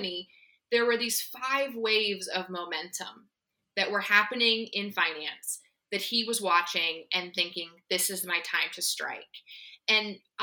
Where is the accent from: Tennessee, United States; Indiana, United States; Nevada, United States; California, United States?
Indiana, United States; moved away as an adult; also born or lived in Alexandria, Virginia; now in Northern Virginia, United States; I was born in Alexandria, but I grew up in Indiana. We moved there when I was 5